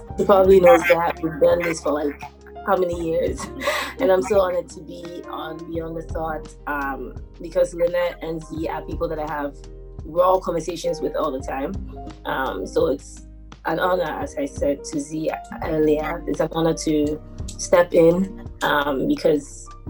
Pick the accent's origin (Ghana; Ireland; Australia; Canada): Ghana; I am Ghanaian, repping.